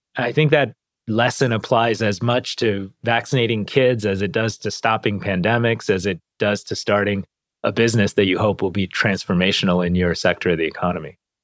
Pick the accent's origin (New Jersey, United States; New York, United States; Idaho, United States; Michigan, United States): Michigan, United States; Detroit; we grew up around Detroit. And I was raised in a pretty tight knit Indian American immigrant community.